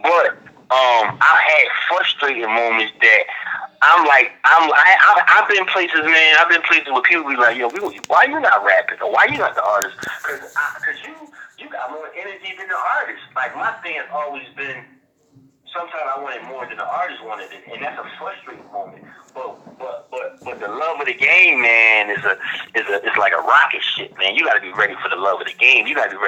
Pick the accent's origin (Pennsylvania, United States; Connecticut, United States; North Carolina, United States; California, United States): Pennsylvania, United States; Philadelphia; I'm from South Philadelphia